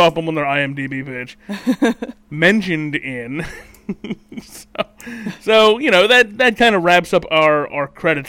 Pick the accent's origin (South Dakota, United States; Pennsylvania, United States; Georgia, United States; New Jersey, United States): New Jersey, United States; it's growing up in Jersey.